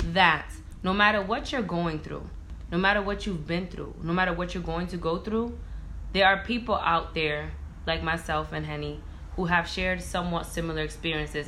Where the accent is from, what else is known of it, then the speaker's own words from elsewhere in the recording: Providence, Rhode Island, United States; moved away as an adult; also born or lived in Boston; now in New York City, United States; I was born and raised in Providence, Rhode Island